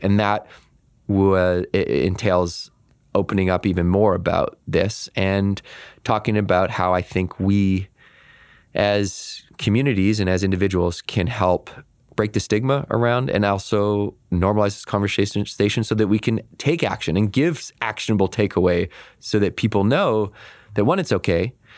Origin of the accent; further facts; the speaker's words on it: Victoria, British Columbia, Canada; I grew up in Victoria, B C, which is a very idyllic place to grow up